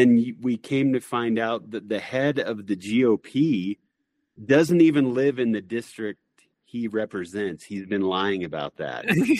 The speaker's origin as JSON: {"language": "English", "region": "Missouri", "country": "United States", "tie": "born or raised there", "said": "in Missouri, my home state"}